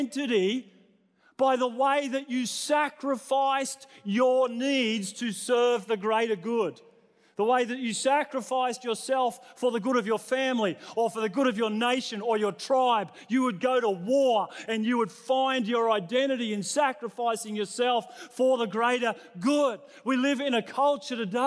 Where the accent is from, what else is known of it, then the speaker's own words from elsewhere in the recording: New South Wales, Australia; now in Queensland, Australia; I was born in New South Wales